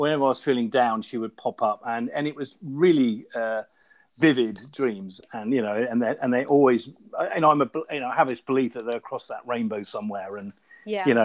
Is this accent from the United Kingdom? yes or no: yes; Somerset, South West England, United Kingdom; also born or lived in London; now in Ealing, United Kingdom; I grew up in Somerset and had an Irish Setter growing up